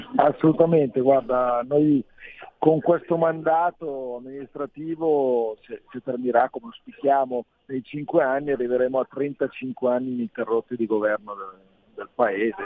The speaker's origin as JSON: {"language": "Italian", "town": "Lazzate", "region": "Lombardy", "country": "Italy", "tie": "born or raised there", "said": "essere sindaco del, del proprio comune, della propria comunità dove sei nato e cresciuto"}